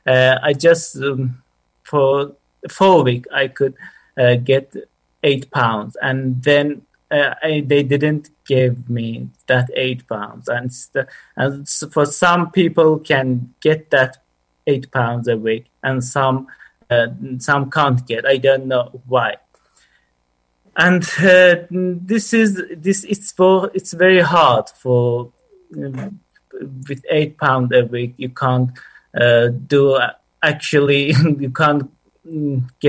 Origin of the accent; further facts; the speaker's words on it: Iran; English is a second language; moved away as an adult; now in Bromsgrove, United Kingdom; I'm from Iran, and it's been like 5 months. I got to UK.